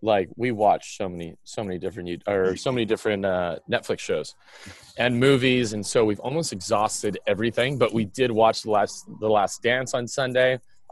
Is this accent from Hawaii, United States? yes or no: yes; Honolulu, Hawaii, United States; I grew up in Honolulu, Hawaii.